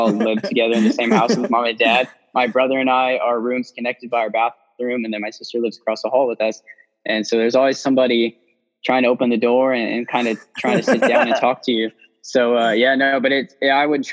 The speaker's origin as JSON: {"language": "English", "region": "Hawaii", "country": "United States", "tie": "born or raised there", "said": "I was born in Hawaii"}